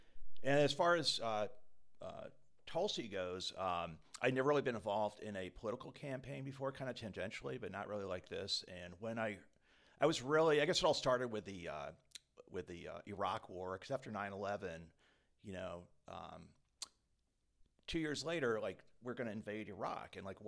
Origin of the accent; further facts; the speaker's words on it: Quincy, Massachusetts, United States; also born or lived in Connecticut; I am from Quincy, Mass. I actually moved up here a couple years ago from Connecticut.